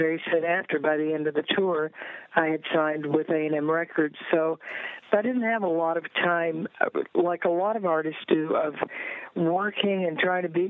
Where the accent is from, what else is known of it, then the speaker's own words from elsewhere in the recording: Northeast Tennessee, United States; moved away as an adult; also born or lived in Nashville, Tennessee / Florida / Memphis; I was born in Nashville, Tennessee, but my family lived in Northeast Tennessee